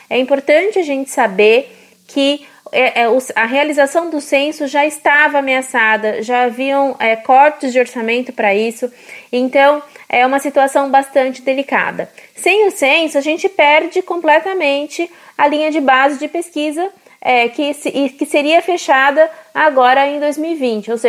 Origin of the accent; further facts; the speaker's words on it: Mossoró, Rio Grande do Norte, Brazil; Eu sou de Mossoró, no Rio Grande do Norte, e alguns dias eu vou de carro para o meu trabalho